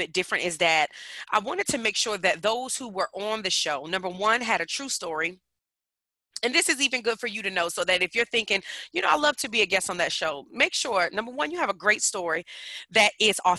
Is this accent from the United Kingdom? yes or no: no; Newark, New Jersey, United States; now in Virginia, United States; I come from Newark, New Jersey. Shout out to the Bricks. Currently living in the Commonwealth, Virginia's for lovers